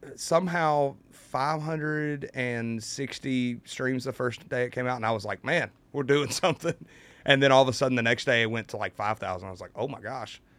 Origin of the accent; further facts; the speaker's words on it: United States; I'm from Carolina